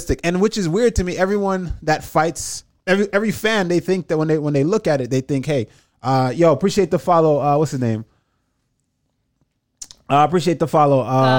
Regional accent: Jamaica; moved away; also born or lived in New York; I'm Jamaican. Like I was raised in you Jamaica, lived there, yeah. Right? Lived there for majority of my life.

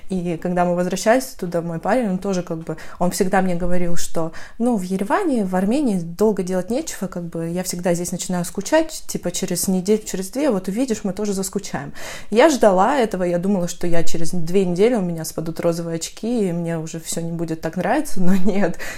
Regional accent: North Caucasus, Russia; now in Armenia; потому что я сама с Кавказа, северного, правда, и, ну, в целом, южная атмосфера и атмосфера маленького города и свежие овощи, когда они не пластиковые, я это все помню со времен школы

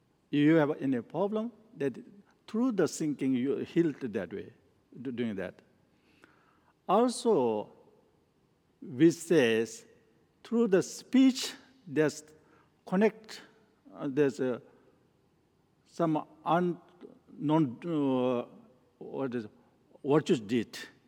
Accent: Nepal; English is a second language; moved away; also born or lived in northern India; I was born in Nepal and I grew up and I studied in a Menri monastery in northern in India. Then I studied there for 15 years

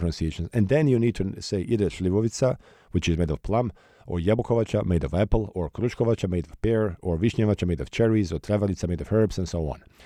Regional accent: Sarajevo, Federation of Bosnia and Herzegovina, Bosnia & Herzegovina; Sarajevo, my hometown.

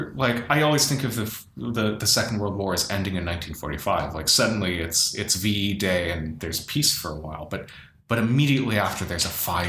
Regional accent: United States; I was born in America.

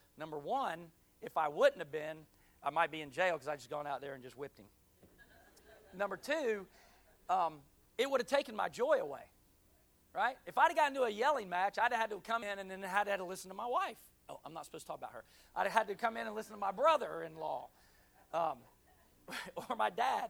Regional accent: Pensacola, Florida, United States; moved away as an adult; now in Jacksonville, United States; I was born here in Jacksonville, NAS, but at three, my dad moved to his last duty station, which was Pensacola, so that's where I grew up. I call that my hometown still

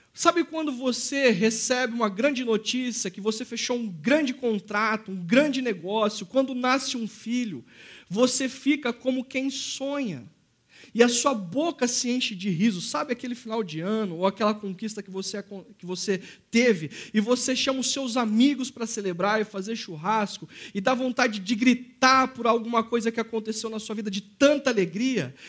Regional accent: Brazil; also born or lived in Campinas

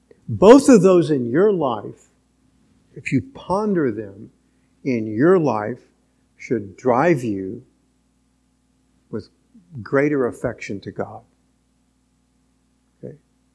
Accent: Venezuela; born there; I was born in Venezuela in an oil camp.

